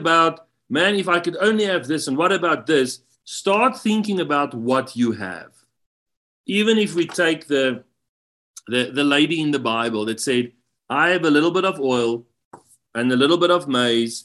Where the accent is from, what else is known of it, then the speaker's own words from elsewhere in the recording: South Africa; I come from South Africa, and being in the U.S.